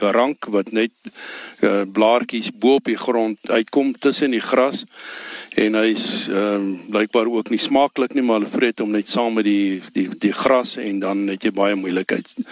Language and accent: Afrikaans; Ellisras, Limpopo, South Africa; ek is my hier gebore op Ellis Ras 1953